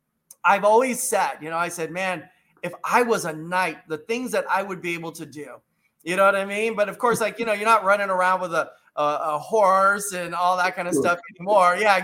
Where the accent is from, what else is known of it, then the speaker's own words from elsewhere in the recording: Los Angeles, California, United States; I grew up in East LA. Are you with me on that? In Los Angeles, California. You know, I grew up in a, you know, middle class home. I wasn't like poor, but I wasn't rich.